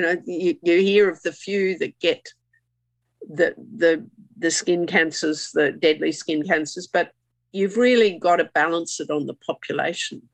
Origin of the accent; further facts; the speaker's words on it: Queensland, Australia; I'm a Queenslander